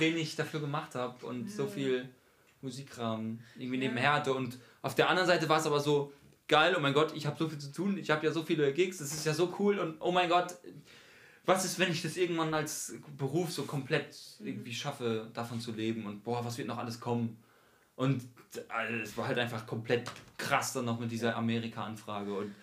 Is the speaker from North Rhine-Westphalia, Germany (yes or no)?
no; Mannheim, Baden-Württemberg, Germany; moved away as an adult; now in Frankfurt, Germany; haben wir eine Band, die heißt …. Wir sind aus Mannheim